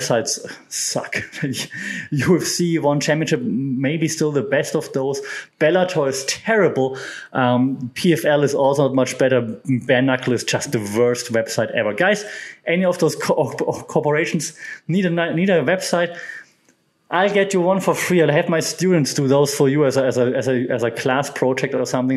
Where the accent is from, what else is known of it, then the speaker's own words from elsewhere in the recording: Germany; my home country of Germany